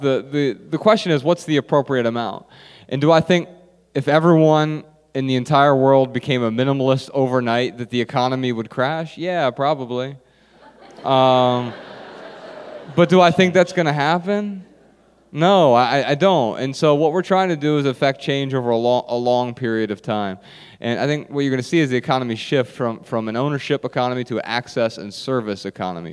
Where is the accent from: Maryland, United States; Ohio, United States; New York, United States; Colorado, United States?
Ohio, United States; Dayton; moved away as an adult; I grew up in Dayton, Ohio